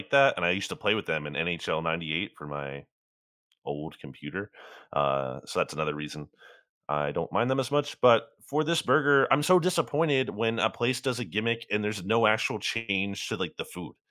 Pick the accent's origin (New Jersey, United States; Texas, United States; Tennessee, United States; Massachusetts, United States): New Jersey, United States; near Trenton; I grew up near the Trenton Thunder.